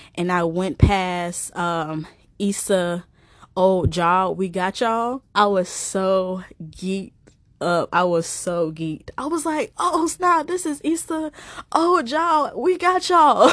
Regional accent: East Coast, United States; I'm from the East Coast, of the, of the United States

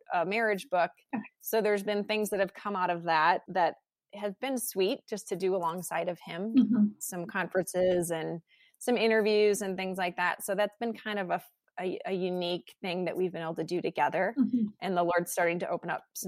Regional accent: Chicago, Illinois, United States; moved away as an adult; now in Colorado, United States; I was raised in Chicago, which is not exactly the place to have horses

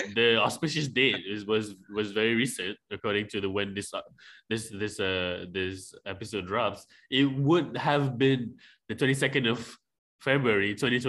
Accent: Malaysia; I'm from Malaysia.

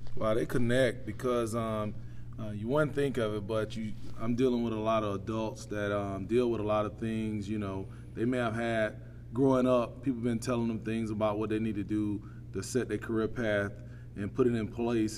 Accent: Quitman, Georgia, United States; also born or lived in Lowndes County, Georgia; I'm from Brooks County here. Um, born and raised right here in Quitman, Georgia

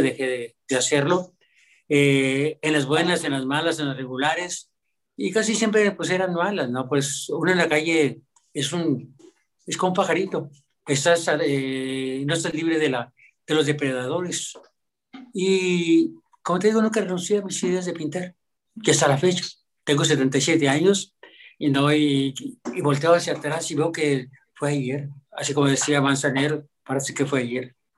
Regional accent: Monterrey, Nuevo León, Mexico; Sí soy mexicano, mi padre era originario de Oaxaca y yo aquí nativo de Monterrey

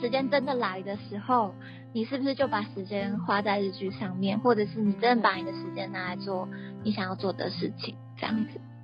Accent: Taiwan; now in Japan; 身为一个在外国的台湾人

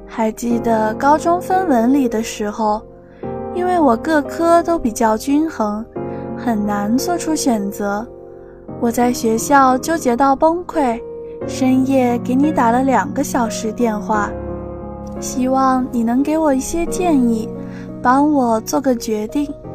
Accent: Shanxi, China; moved away as an adult; now in Nanjing, China; 来自山西，我在南京大学

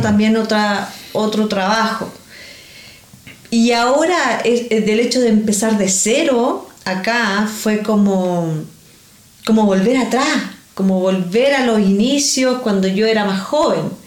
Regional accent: Chile; moved away as an adult; now in Australia; yo soy de Chile, yo emigré aquí

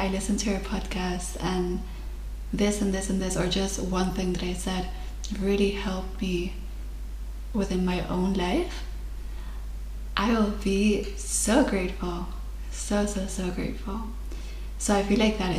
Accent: Mallorca, Balearic Islands, Spain; English is a second language; moved away as an adult; I am originally from Spain, Mallorca, and I'm currently living abroad.

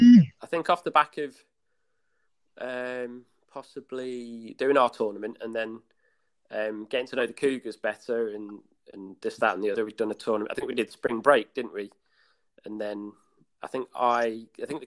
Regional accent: Leicester, East Midlands, United Kingdom; I went to play for the Leicester Eagles. Obviously being my hometown

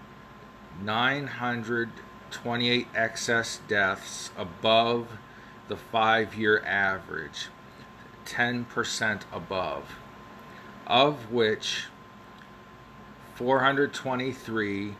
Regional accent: Ohio Valley, United States; accent: Ohio Valley; my Ohio Valley accent.

